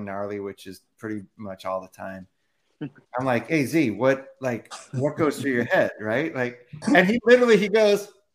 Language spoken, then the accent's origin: English; Chicago, Illinois, United States; moved away as an adult; I'm from the Midwest. So like over 40 years, you know, in the Chicagoland area, I put in my time in the cold